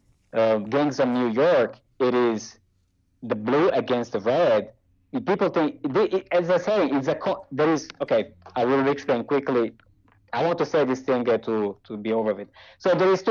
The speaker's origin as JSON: {"language": "English", "country": "Brazil", "moved": "yes", "said": "I came from Brazil."}